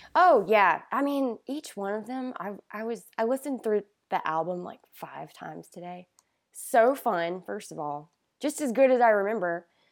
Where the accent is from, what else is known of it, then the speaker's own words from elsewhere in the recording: Great Falls, South Carolina, United States; Great Falls, South Carolina. Super small town, um, south of Rock Hill